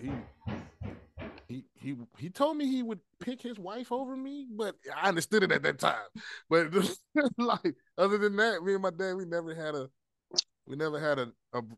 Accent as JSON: {"language": "English", "town": "Columbia", "region": "South Carolina", "country": "United States", "said": "I'm from Columbia. Trick has some family in 48, where my family's from, Bluff Road"}